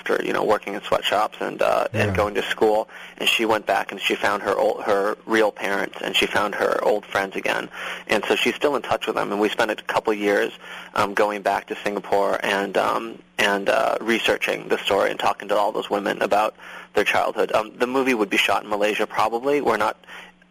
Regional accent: outside of Boston, Massachusetts, United States; moved away as an adult; also born or lived in Los Angeles, United States; now in New York, United States; I grew up outside of Boston

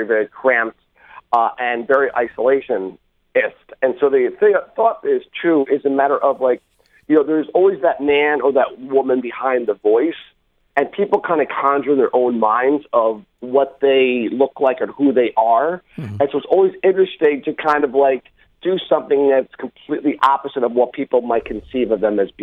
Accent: Allentown, Pennsylvania, United States; my hometown of Allentown, Pennsylvania

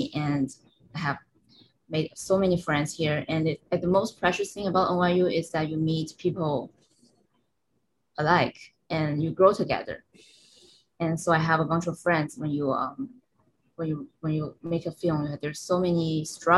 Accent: Shenzhen, Guangdong, China; moved away as an adult; now in New York, United States; my hometown, Shenzhen

